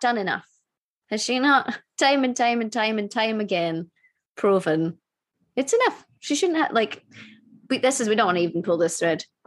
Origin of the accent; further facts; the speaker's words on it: Scotland, United Kingdom; I'm Scottish.